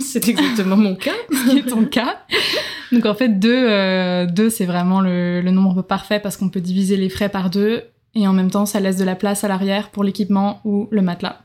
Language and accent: French; Nantes, Pays de la Loire, France; moved away as an adult; also born or lived in Marseille; now in Australia; je viens donc de France, je suis née à Nantes, je travaillais, je suis dans le tourisme, je travaillais à Marseille avant de partir